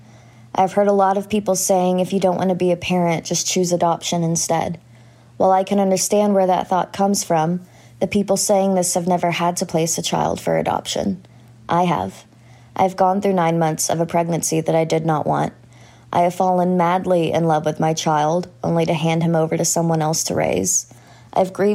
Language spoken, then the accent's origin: English; Texas, United States; I'm from Texas